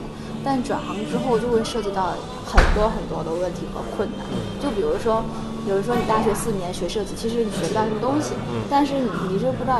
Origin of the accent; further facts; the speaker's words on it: Northeast China, China; 湖南。嗯我是东北人。